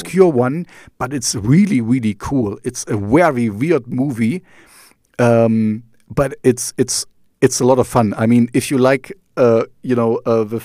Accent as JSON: {"language": "English", "region": "East Germany", "country": "Germany", "tie": "born or raised there", "second_language": "English", "said": "I grew up in East Germany, so I learned Russian for 6 years"}